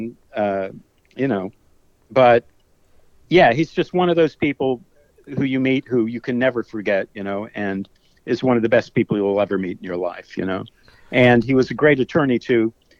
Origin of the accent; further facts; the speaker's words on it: Tampa, Florida, United States; moved away as an adult; also born or lived in Portland, Oregon / Europe; now in Tampa, United States; My hometown is Tampa, Florida, where I grew up, and I'm back for my brothers.